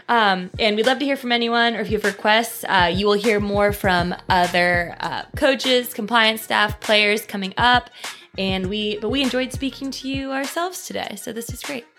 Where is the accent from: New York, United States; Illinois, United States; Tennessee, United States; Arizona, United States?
Tennessee, United States; East; I'm from East Tennessee and I would call it fixins